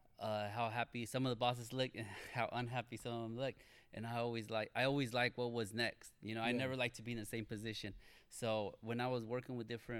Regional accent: Arden-Arcade, California, United States; I grew up in Fulton, Arden area. So we call it like Arden Arcade

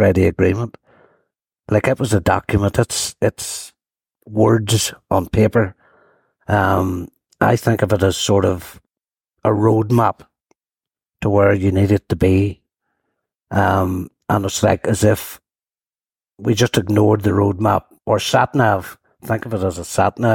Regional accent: Lisburn, Northern Ireland, United Kingdom; I'm actually from a small housing estate at Blaris. 38 houses, that's how small it was. Rural housing estate that sat between Hillsborough and Lisburn

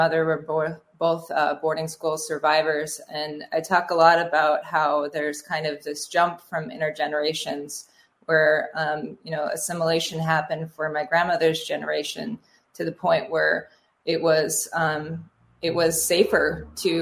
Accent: South Dakota, United States; now in Minnesota, United States; growing up in South Dakota, I didn't see a lot of Native representation

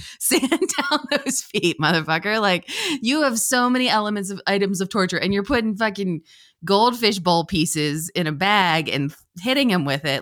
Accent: Pennsylvania, United States; I'm from Pennsylvania

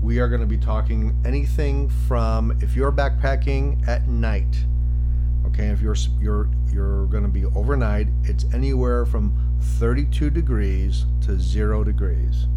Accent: Chicago, Illinois, United States; also born or lived in Southeast United States; now in Southeast, United States; So we live in the Southeast, so winter comes a little bit later for us, but we grew up in Chicago.

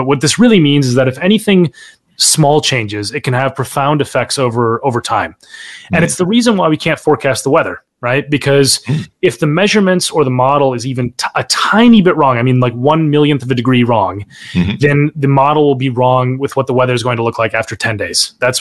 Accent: Minnesota, United States; I grew up in Minnesota, born and raised Minnesotan

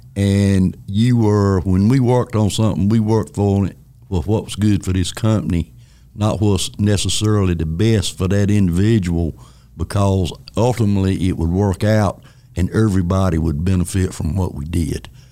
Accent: Elm City, North Carolina, United States; I grew up in Elm City, North Carolina, which is a little town between Wilson and Rocky Mount on 301.

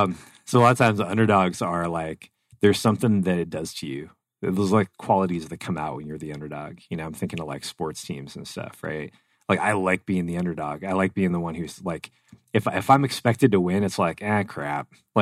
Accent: Arizona, United States; we're Arizona, we're from Arizona.

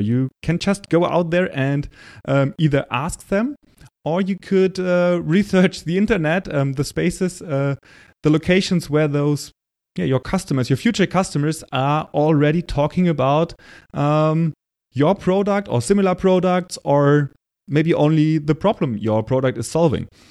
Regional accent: Germany; accent: German; English is a second language; say that word with my German accent and my bad pronunciation

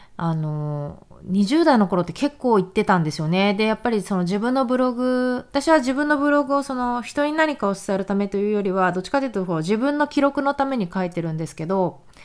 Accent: Japan; moved away as an adult; 日本日本で生まれ育った、えー、日本女子の私たち

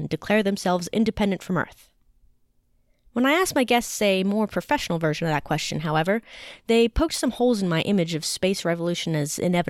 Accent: United States; I'm an American, educated by the American school system

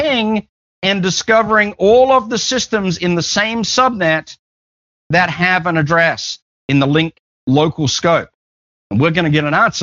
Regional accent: Australia; I'm just Australian

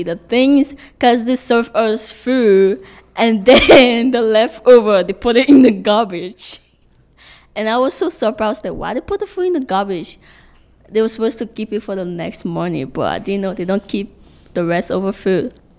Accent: Liberia; now in Canada; What did I miss most about my home country is the Liberian cuisine. It is so classic.

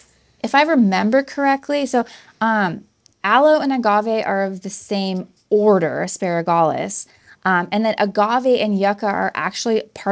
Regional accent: Southern California, United States; anybody growing up in Southern California, as I did

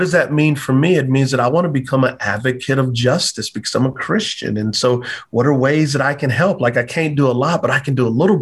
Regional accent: Texas, United States; I grew up in Texas. Like, we celebrated Juneteenth.

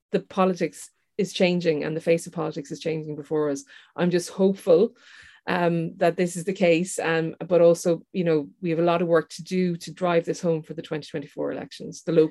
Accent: Ireland; growing up in Ireland, having a uh, um, a, a, descendancy that's from outside of Ireland and being told to go back home when you're running your election campaign

